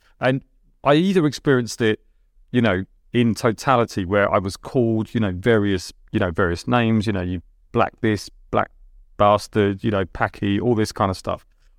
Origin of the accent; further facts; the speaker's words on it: Delhi, India; English is a second language; Yeah, well, I couldn't speak English. You know, I could speak 4 Indian dialects. You know, I couldn't speak English. We moved from quite a large house, you know, in the suburbs of Delhi to one bedroom.